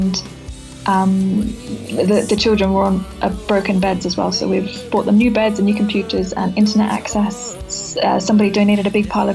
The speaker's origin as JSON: {"language": "English", "country": "Australia", "tie": "born or raised there", "moved": "yes", "said": "I'm from Australia originally"}